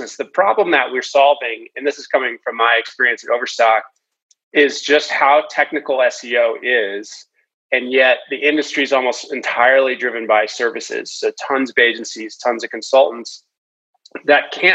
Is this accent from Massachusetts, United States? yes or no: yes; Boston, Massachusetts, United States; I was a ski racer growing up from the East Coast. I'm from the Boston area